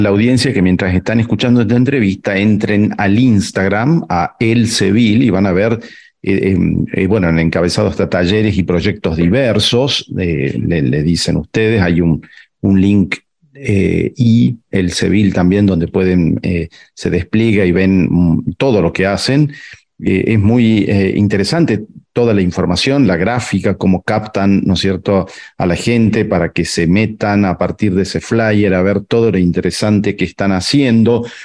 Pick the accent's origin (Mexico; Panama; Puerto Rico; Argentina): Argentina; nuestra dinámica de pensamiento como argentinos y argentinas